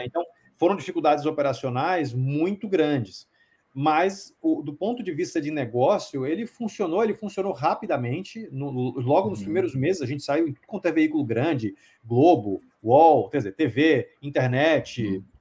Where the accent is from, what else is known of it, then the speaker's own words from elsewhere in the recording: Salvador, Bahia, Brazil; moved away as an adult; now in São Paulo, Brazil; eu sou baiano, né? Eu nasci em Salvador, uhum. eu moro em São Paulo há, hum, eu vim acho que em 96, 95, 96, alguma coisa mais ou menos por aí, acho que em 96, uh, para fazer faculdade